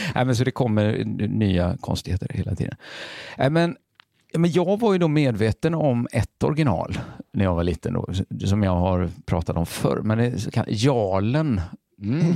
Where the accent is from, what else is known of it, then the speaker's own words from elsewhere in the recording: Borås, Västra Götaland, Sweden; Väldigt nära fabriken växte jag upp